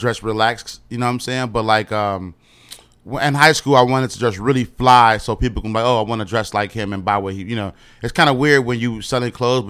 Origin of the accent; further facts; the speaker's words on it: Chicago, Illinois, United States; West side of Chicago. Okay. It's like me, …, ….